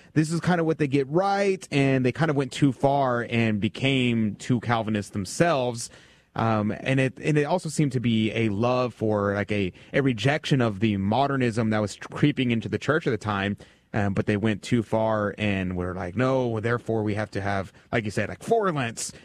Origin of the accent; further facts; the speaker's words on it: United States; I'm American